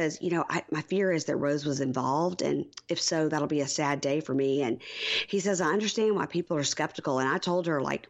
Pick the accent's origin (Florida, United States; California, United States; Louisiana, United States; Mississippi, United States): Mississippi, United States; I'm from Mississippi.